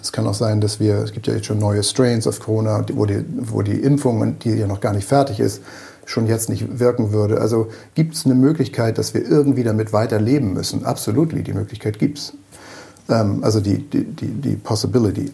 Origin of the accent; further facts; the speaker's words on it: Germany; als Deutsche